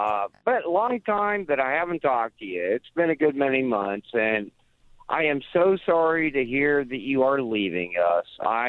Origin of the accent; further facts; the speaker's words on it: the North, United States; now in Spartanburg, United States; I have been down here in Spartanburg for 32 years now. Wow. Yeah. I'm one of those damn Yankees.